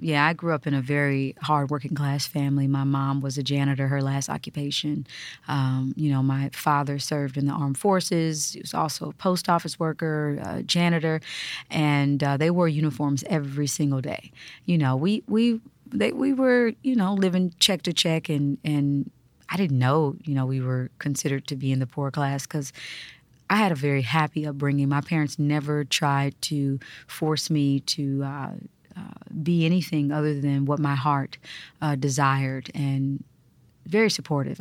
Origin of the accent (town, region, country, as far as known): Kansas, United States; born or raised there; moved away